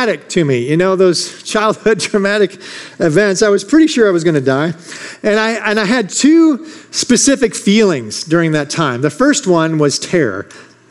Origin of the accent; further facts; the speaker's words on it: Michigan, United States; I grew up in Michigan